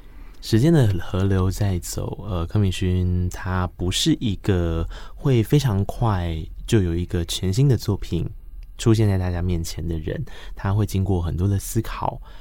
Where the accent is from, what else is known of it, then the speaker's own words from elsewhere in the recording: Tainan, Taiwan; 我台南人哦